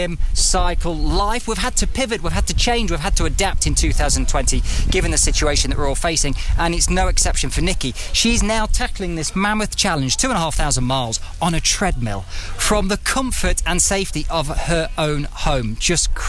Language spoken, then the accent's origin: English; United Kingdom; I'm British, I'm here